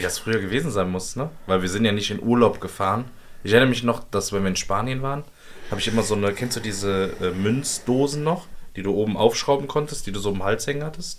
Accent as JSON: {"language": "German", "town": "Cologne", "region": "North Rhine-Westphalia", "country": "Germany", "said": "Als Kölner"}